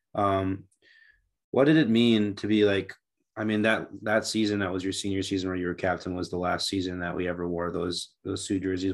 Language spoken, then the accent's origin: English; St. Cloud, Minnesota, United States; moved away; I grew up in Saint Cloud